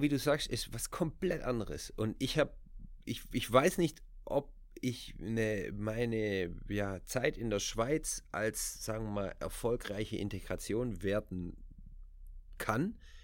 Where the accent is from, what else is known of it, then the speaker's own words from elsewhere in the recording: Germany; moved away as an adult; also born or lived in Switzerland; now in Netherlands; ich bin natürlich in Deutschland aufgewachsen, ich bin mit der deutschen Kultur groß